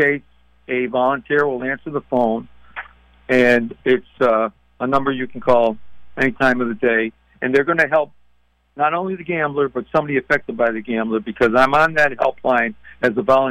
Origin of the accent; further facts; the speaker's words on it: Massachusetts, United States; my home state of the Celtics in Massachusetts